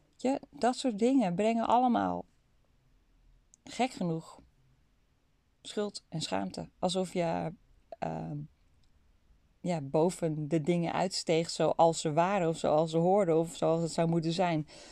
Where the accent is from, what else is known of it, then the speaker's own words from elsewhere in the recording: North Holland, Netherlands; ik kom uit Noord-Holland zoals je misschien wel kunt horen